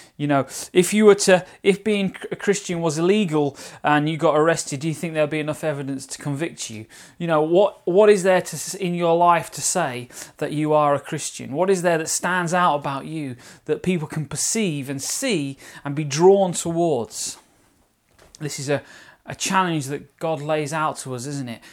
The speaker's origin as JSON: {"language": "English", "region": "London", "country": "United Kingdom", "accent": "Cockney", "said": "my Cockney accent there. Anyway, EastEnders type accent."}